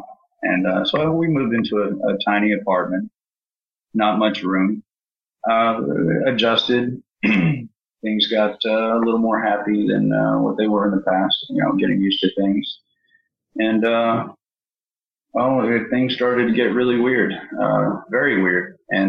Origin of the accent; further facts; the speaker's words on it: East Providence, Rhode Island, United States; born there; also born or lived in California / Arkansas; I was born in Providence, Rhode Island, East Providence, and moved around pretty much every 2 months since then.